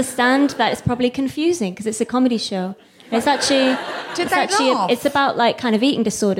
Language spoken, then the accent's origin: English; London, United Kingdom; I'm from London